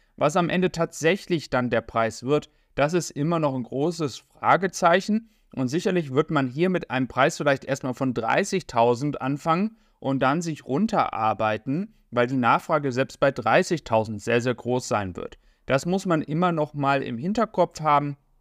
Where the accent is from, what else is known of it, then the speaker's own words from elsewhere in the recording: Germany; für uns als Deutsche jetzt hier in Europa